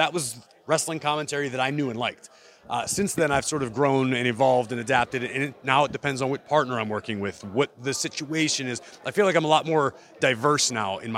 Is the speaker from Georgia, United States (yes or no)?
no; Monroeville, Pennsylvania, United States; also born or lived in Lawrenceville, Pittsburgh; I was born and raised in Monroeville